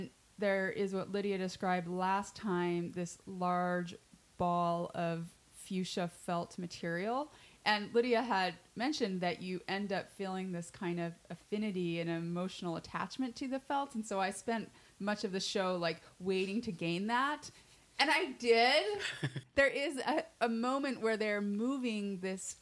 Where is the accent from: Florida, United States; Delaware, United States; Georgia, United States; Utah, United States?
Utah, United States; moved away; I'm from Utah. I was raised Mormon